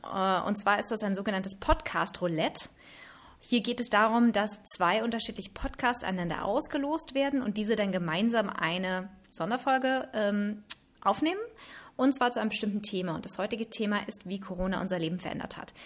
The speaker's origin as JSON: {"language": "German", "country": "Germany", "moved": "as an adult", "lives_now": "India", "said": "Ich bin Deutsche, eigentlich ursprünglich ausgewandert vor mittlerweile knapp 20 Jahren."}